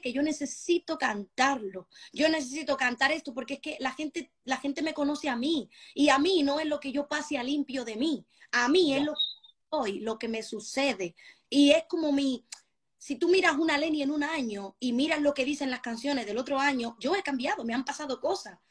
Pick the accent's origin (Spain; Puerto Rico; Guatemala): Spain; Tengo sangre, como se me nota, dominicanísima. Me crié en España